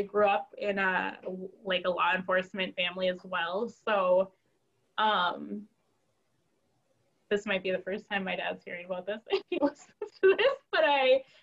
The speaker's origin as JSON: {"language": "English", "region": "northern Wisconsin", "country": "United States", "tie": "born or raised there", "also_born_or_lived": "Central America / Duluth, Minnesota", "said": "I'm adopted from Central America, but I grew up in Wisconsin, northern Wisconsin, in an all-white family"}